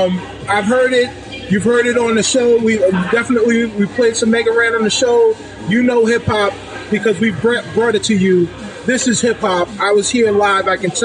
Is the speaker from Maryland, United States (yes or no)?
no; Bronx, New York, United States; I'm from the Bronx originally. Mm-hmm. And we don't know cold like this kind of cold.